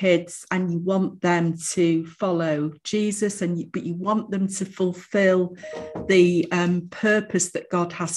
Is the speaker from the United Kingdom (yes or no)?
yes; Manchester, North West England, United Kingdom; also born or lived in Bromley, London; I was born in Manchester in a place called Middleton. And then we moved, when I was about five, we moved to London, to Bromley, because my dad got a job in the city. And then when I was about 11, moved back to Manchester, but onto the south side of Manchester